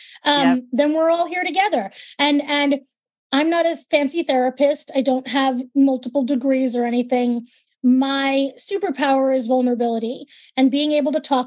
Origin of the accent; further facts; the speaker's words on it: New York City, New York, United States; accent: New York; I'm a born and raised native New Yorker, New York, Brooklyn